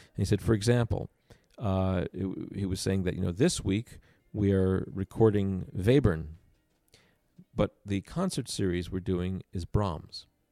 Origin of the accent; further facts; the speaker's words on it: Long Island, New York, United States; I grew up on Long Island, about thirty minutes outside of New York